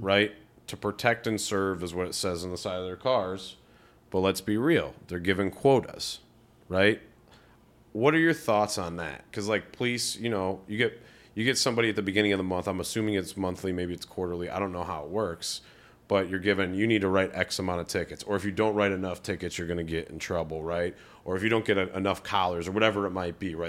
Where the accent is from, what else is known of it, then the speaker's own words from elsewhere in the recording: Rocky River, Ohio, United States; moved away; I come from Rocky River, Ohio. In twenty eleven or twelve, it was like the third least diverse city. That was when I graduated high school